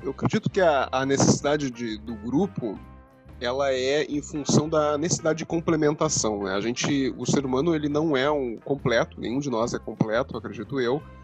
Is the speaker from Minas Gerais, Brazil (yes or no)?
no; Rio Grande, Rio Grande do Sul, Brazil; Eu nasci em Rio Grande, aqui que é Rio Grande do Sul